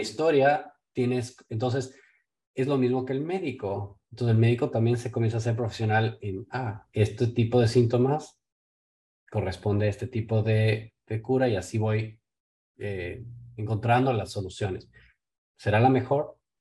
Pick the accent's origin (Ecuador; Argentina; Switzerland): Ecuador; Yo vengo de Ecuador